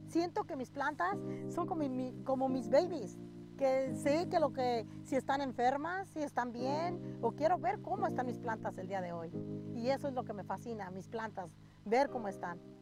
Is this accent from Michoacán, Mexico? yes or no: yes; Michoacán, Mexico; now in California, United States; Incluso vinimos desde Michoacán, que es desde México, que crecimos entre la fresa y, empecé a cortar fresa desde los ocho años